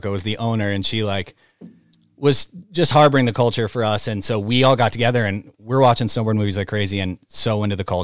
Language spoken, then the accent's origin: English; Great Barrington, Massachusetts, United States; moved away as an adult; now in Portland, United States; I'm from Great Barrington.